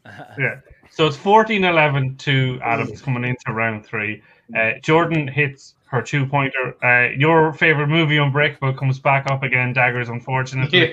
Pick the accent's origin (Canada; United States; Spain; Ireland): Ireland; accent: Irish; I'm, I'm Irish. Okay, it's the accent.